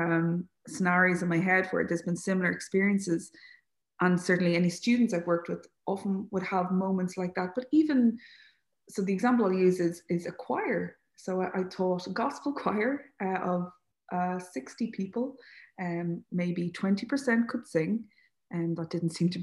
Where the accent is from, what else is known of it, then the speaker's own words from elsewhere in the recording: Leixlip, Leinster, Ireland; I'm from Leixlip, so I didn't grow up right beside the sea